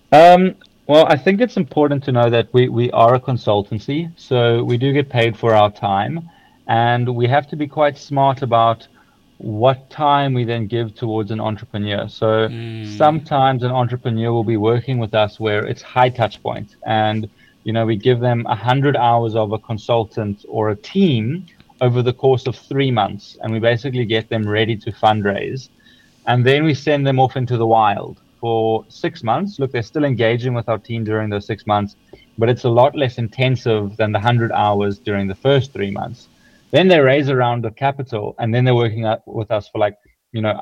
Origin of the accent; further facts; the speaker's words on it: South Africa; now in Sweden; So, so, so just because I'm in Sweden now does not mean we're still a South African, a proudly South African company.